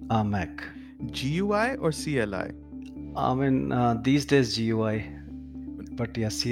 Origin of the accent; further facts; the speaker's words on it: Jaipur, Rajasthan, India; now in Gurgaon, India; I'm in my hometown, Jaipur.